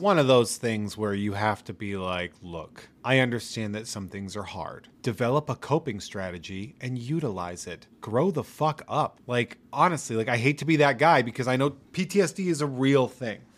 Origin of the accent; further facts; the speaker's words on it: New England, United States; I am from New England